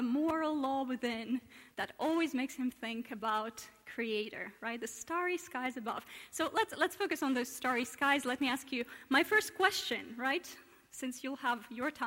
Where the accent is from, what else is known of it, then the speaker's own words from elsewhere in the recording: Russia; now in Oxford, United Kingdom; I hail from Russia originally